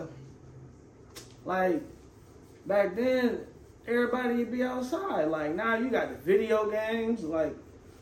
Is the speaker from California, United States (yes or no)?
yes; Vallejo, California, United States; also born or lived in Fairfield, California; I'm originally from Vallejo, born in Vallejo